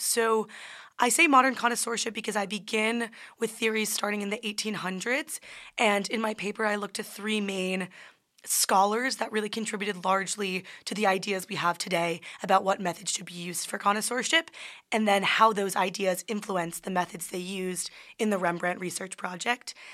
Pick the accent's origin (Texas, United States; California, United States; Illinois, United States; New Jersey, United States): New Jersey, United States; I'm from New Jersey